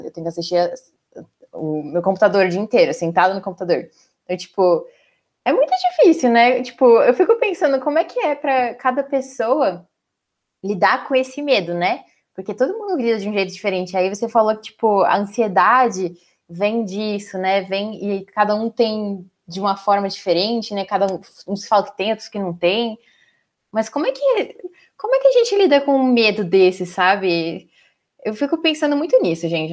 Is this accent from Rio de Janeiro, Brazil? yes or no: no; São Paulo, Brazil; Eu sou de São Paulo.